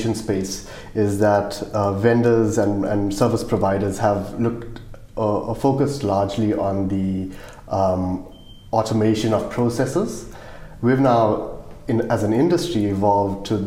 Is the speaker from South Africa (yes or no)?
yes; South Africa; accent: South African; moved away as an adult; now in Australia; I'm South African, if you can't tell by my accent.